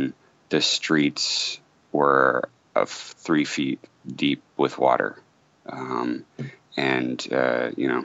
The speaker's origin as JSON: {"language": "English", "region": "Massachusetts", "country": "United States", "moved": "as an adult", "lives_now": "Houston, United States", "said": "And I'm from Massachusetts"}